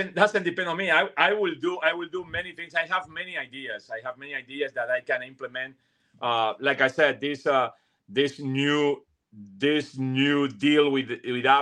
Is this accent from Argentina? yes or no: yes; Argentina; English is a second language; moved away as an adult; also born or lived in New York; now in Miami, United States; when I was a teenager all the way until I was 20 in my country, in Argentina